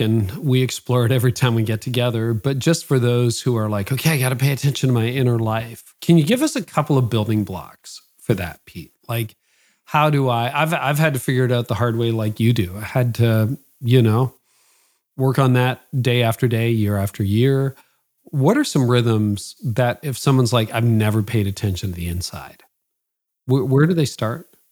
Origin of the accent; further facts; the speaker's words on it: Canada; my parents are both from Holland. I was born in Canada